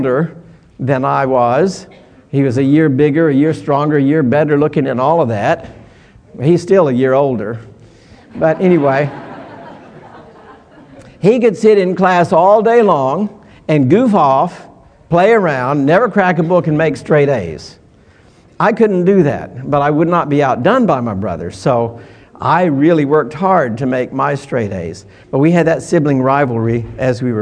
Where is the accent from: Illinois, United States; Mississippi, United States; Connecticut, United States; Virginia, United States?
Mississippi, United States; accent: Southern English; moved away; also born or lived in California / Korea; I was from Mississippi, and I was the only one from the South.